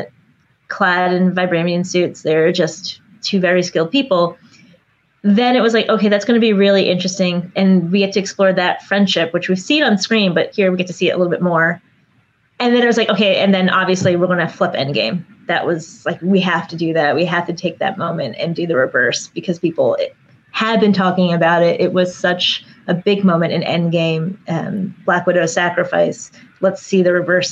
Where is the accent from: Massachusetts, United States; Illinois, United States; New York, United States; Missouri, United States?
New York, United States; New York City; now in Los Angeles, United States; I'm from New York City and I live in Los Angeles and I grew up in the Bronx.